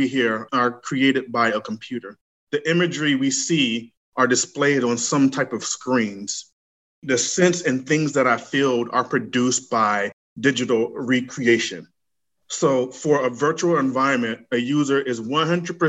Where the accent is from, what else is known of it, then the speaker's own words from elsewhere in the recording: Gainesville, Florida, United States; moved away as an adult; also born or lived in New York; now in Atlanta, United States; I'm from Gainesville, Florida. I was raised in Gainesville, Florida